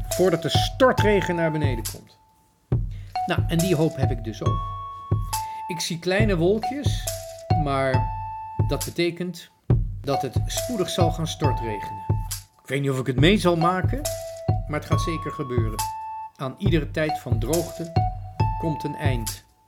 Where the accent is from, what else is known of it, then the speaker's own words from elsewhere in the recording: Netherlands; wij Nederlanders